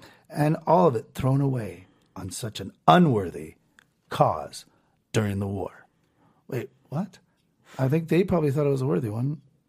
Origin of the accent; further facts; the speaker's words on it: United States; We're American.